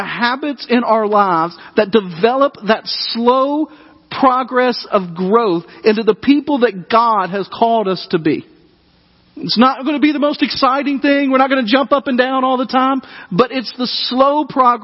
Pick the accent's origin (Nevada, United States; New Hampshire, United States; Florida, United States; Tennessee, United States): Tennessee, United States; Dyersburg; when I was growing up in Dyersburg, Tennessee